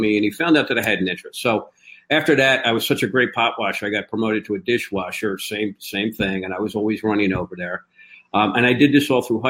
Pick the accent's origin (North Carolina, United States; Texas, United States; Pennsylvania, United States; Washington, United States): Pennsylvania, United States; Philadelphia; born and raised in Philadelphia